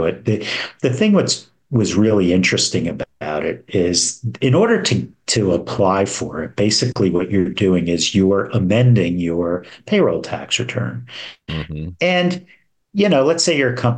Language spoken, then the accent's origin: English; New Jersey, United States; moved away as an adult; now in Florida, United States; my home state of New Jersey